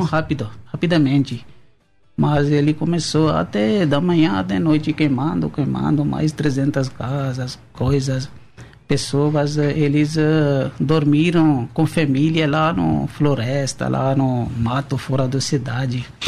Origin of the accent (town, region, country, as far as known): Pakistan; Portuguese is a second language; moved away as an adult; now in São Paulo, Brazil